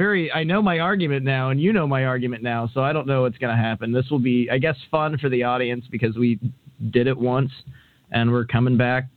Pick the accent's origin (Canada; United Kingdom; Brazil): United Kingdom; I was going to do my real voice, I'm actually British, but I was advised to just keep the Hank gimmick up